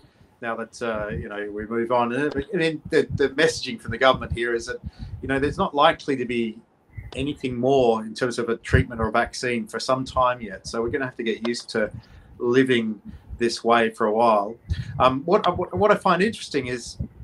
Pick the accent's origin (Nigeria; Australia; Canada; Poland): Australia; Tasmania; now in Singapore; my home state of Tasmania